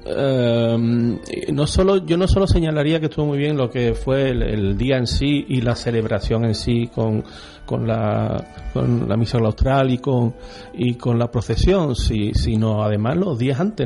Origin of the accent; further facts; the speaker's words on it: Utrera, Andalusia, Spain; yo toda mi vida he vivido digamos, entre comillas, en la parroquia de Santa María